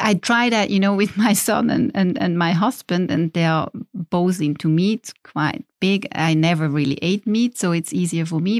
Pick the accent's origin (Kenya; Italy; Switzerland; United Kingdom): Switzerland; Schaffhausen; moved away as an adult; I grew up in Schaffhausen.